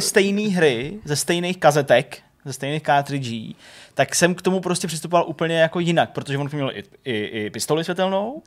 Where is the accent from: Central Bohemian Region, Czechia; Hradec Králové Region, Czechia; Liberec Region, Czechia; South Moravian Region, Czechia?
Hradec Králové Region, Czechia; Hradec Králové; also born or lived in Rychnov nad Kněžnou; jsem z Hradce Králové a pak jsem bydlel v Rychmaletninou